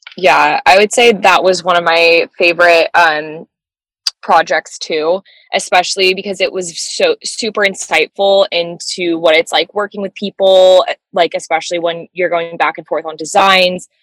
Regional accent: Orange County, California, United States; moved away as an adult; now in Los Angeles, United States; we're both from Orange County

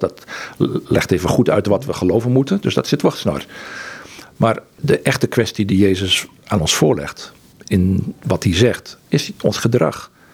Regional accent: Netherlands; moved away; also born or lived in Egypt; wat ik gewend was als Nederlander

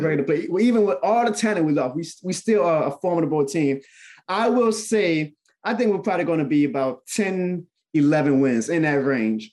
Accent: New Orleans, Louisiana, United States; New Orleans. That's my hometown.

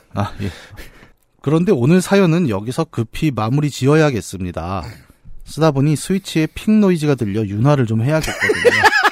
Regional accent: Bucheon, Gyeonggi Province, South Korea; 우리 고향 부천에서

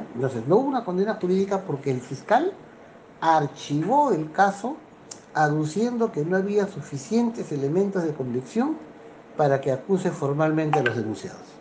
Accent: Lima, Peru; Vine a los cuatro años de edad, más o menos, a vivir al Rímac, donde ya permanezco hace 61 años

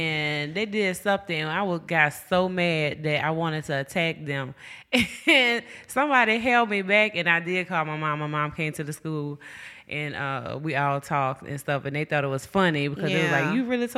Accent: New Orleans, Louisiana, United States; now in Richland, United States; Yes, it rhymes. I'm originally from New Orleans, Louisiana, born and raised in the Lord Knight Ward.

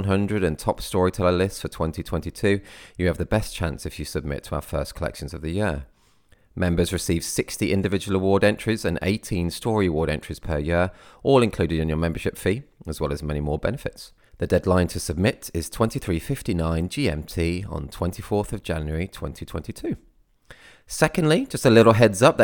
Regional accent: United Kingdom; I am British.

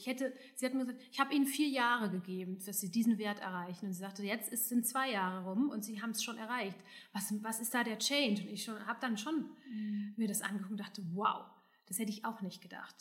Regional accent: Hesse, Germany; now in Düsseldorf, Germany; also ich bin ja aus Hessen

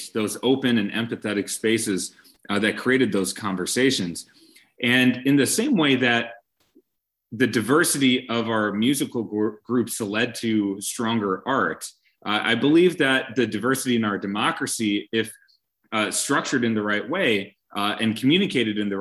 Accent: Brookfield, Wisconsin, United States; I grew up in Brookfield, Wisconsin

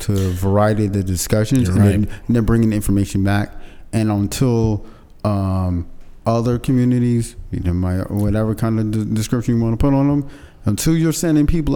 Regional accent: Barbados; so I'm from Barbados.

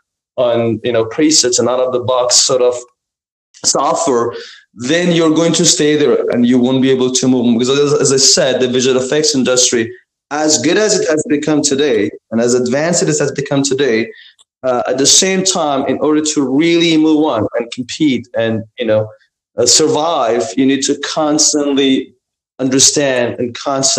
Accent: Iran; moved away; I was born and raised in Iran

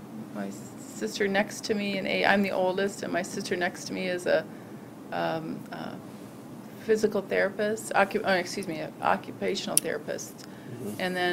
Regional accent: Lansing, Michigan, United States; born there; also born or lived in Traverse City / Sault Ste. Marie / San Jose, California; Was born in Lansing, and my parents moved to Traverse City, where one of my sisters was born, then to Sault Ste. Marie, where another sister was born, and then to San Jose, California, where another sister was born.

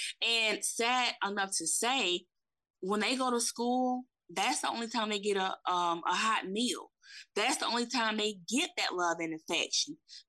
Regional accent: Saginaw, Michigan, United States; moved away; also born or lived in Alabama; I'm originally from Saginaw, Michigan. And so my mom got remarried and we ended up moving to Alabama in 1994. And it was a big culture shock because I'm used to being in the city.

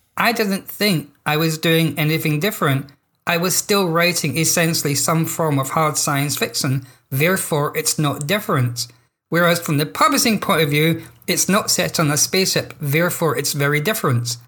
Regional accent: Scotland, United Kingdom; I'm Scottish, therefore I'm a British writer

